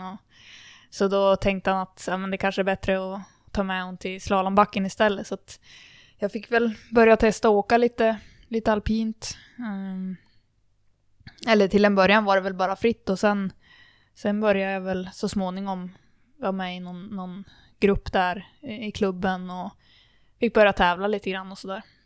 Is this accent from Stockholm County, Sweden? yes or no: no; Kramfors, Västernorrland County, Sweden; min uppväxt i, i Kramfors alpina